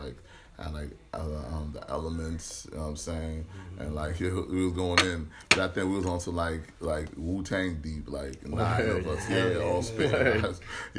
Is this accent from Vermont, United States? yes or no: no; Brockton, Massachusetts, United States; also born or lived in Boston; I'm from Brockton. I was actually born in Boston, though.